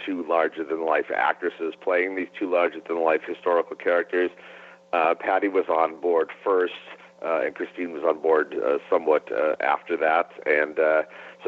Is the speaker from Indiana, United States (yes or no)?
no; Cleveland, Ohio, United States; growing up in Cleveland, Ohio